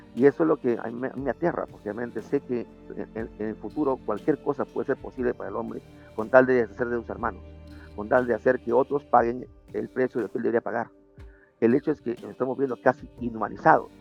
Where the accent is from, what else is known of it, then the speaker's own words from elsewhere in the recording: Lima, Peru; mi país es un poco mal visto